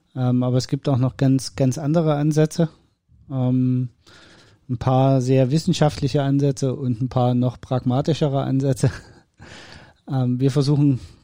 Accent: East Germany, Germany; Ich bin Ossi. Bei uns gab es nur Fasching

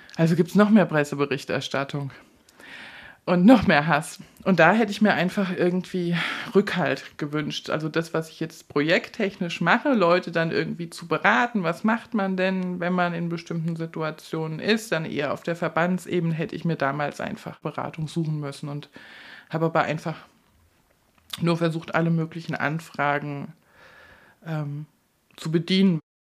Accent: Hesse, Germany; moved away as an adult; now in Bautzen, Germany; Ich komme aus Hessen

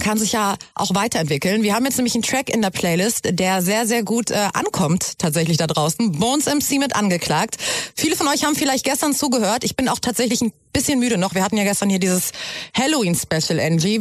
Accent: Germany; ich bin ja selber Deutsch, also meine Eltern sind beide ja. Deutsch

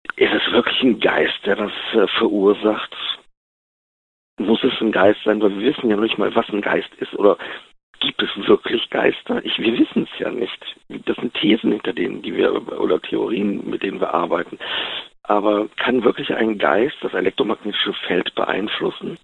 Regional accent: Wuppertal, North Rhine-Westphalia, Germany; Ich bin aus Wuppertal, Jahrgang 71

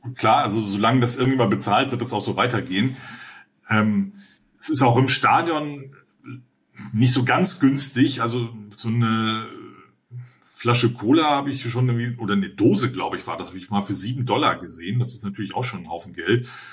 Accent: Berlin, Germany; ja, aus Berlin, aus Deutschland

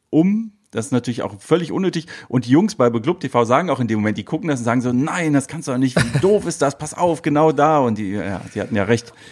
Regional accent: Düsseldorf, North Rhine-Westphalia, Germany; Straight Outer Düsseldorf

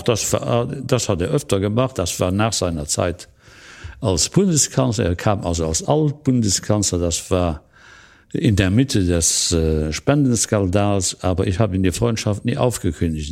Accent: Luxembourg; als Luxemburger

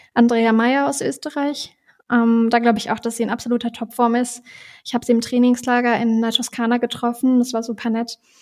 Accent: Duderstadt, Lower Saxony, Germany; moved away; in Duderstadt, also in meiner Heimatstadt

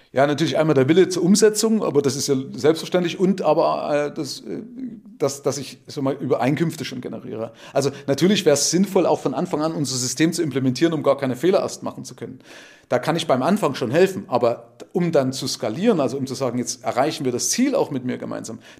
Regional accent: East Germany, Germany; Also ich bin 53, also Baujahr 1970. Ich komme aus dem Nahen

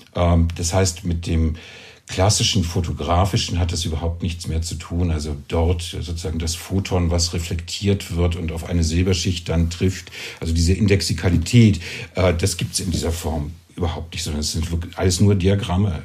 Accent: East Germany, Germany; now in Zürich, Switzerland; ich bin in, eben aufgewachsen in Ostdeutschland.

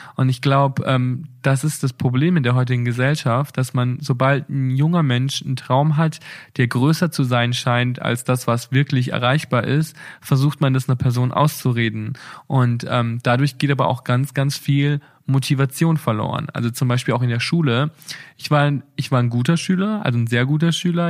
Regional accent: Bad Reichenhall, Bavaria, Germany; now in Berlin, Germany; meiner Heimatstadt

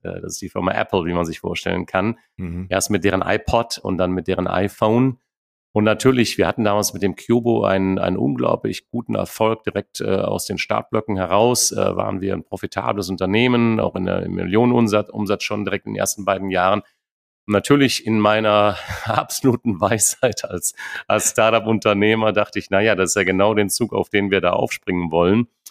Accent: Neuss, North Rhine-Westphalia, Germany; moved away as an adult; ich lebe Neuss. Ich habe viele Jahre im Ausland gelebt, habe auch eher gedacht, es wird irgendwann mal New York, Rio, Tokio, aber nicht mehr Neuss werden. Aber ich muss sagen, mittlerweile bin ich sehr glücklich in der Heimat äh, angekommen

